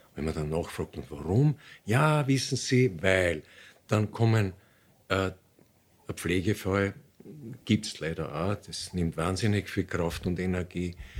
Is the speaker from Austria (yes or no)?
yes; Austria; bei uns in Österreich